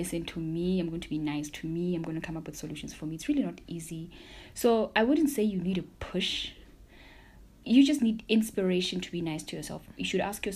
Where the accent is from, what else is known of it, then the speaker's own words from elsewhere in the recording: Maseru, Maseru District, Lesotho; I'm from Maseru, Lesotho, and I am a mental health practitioner